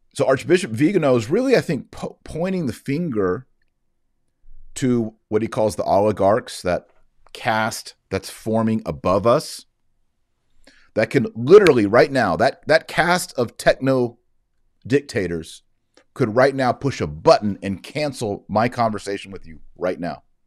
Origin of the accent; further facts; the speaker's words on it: Texas, United States; As a Texan